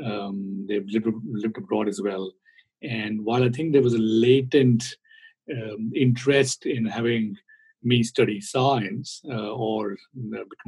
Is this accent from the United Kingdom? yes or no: no; India; born or raised there; moved away as an adult; also born or lived in South Korea / Germany